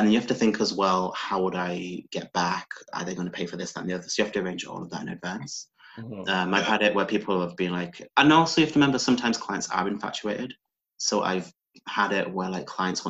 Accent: Yorkshire and the Humber, United Kingdom; born or raised there; moved away as an adult; now in London, United Kingdom

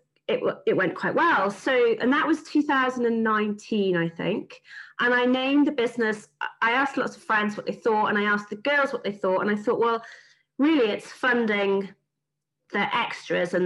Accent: Yorkshire and the Humber, United Kingdom; being a Yorkshire girl

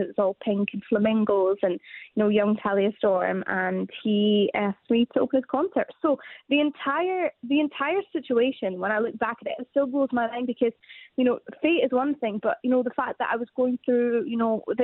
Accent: Scotland, United Kingdom; we're from Scotland

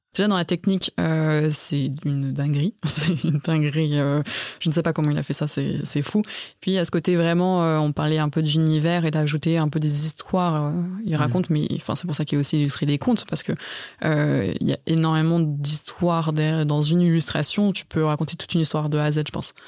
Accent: Lyon, Auvergne-Rhône-Alpes, France; moved away; moi je suis de Lyon de base, j'ai fait mes études là-bas

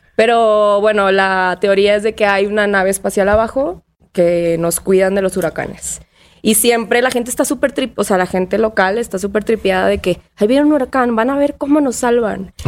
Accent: Tampico, Tamaulipas, Mexico; moved away; also born or lived in Monterrey; Crecí en Tampico, una playa tropical.

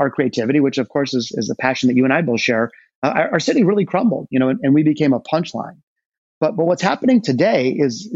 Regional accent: Detroit, Michigan, United States; There is a deep, deep connection for me and my hometown of Detroit. I was born in the city, not the suburbs, as were both my parents and my grandparents

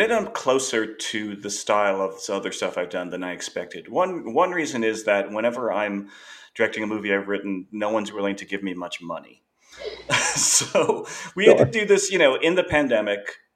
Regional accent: Long Island, New York, United States; I grew up on Long Island

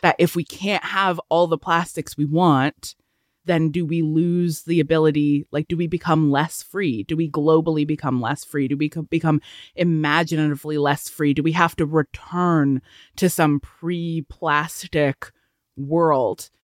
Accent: Canada; we're Canadian

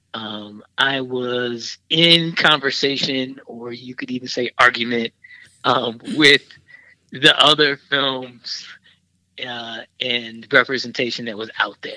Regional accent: Milwaukee, Wisconsin, United States; moved away as an adult; now in Chicago, United States; in Milwaukee, went to Milwaukee public schools

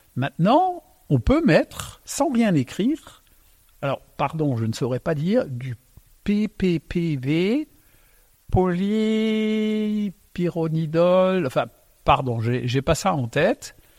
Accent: Alsace, Grand Est, France; first language Alsatian; French is a second language; je suis né donc euh, en Alsace. Euh, quand je suis arrivé, ma langue maternelle c'est l'alsacien

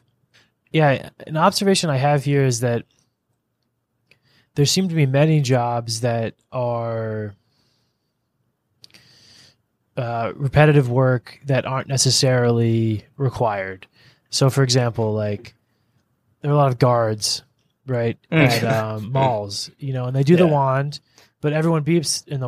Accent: United States; moved away as an adult; now in Philippines; as an American who spent, you know, 6 months here

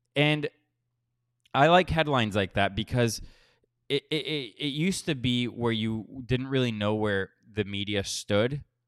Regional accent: Florida, United States; moved away; I am from Florida, so I can definitely sympathize, and I have been through many hurricanes living there

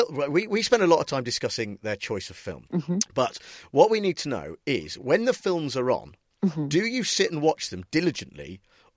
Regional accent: United Kingdom; we're British

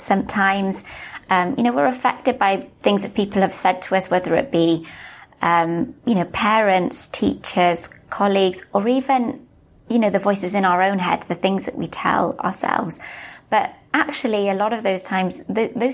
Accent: Wales, United Kingdom; also born or lived in Melbourne, Australia; now in London, United Kingdom; I'm from Wales, you can probably tell from my accent.

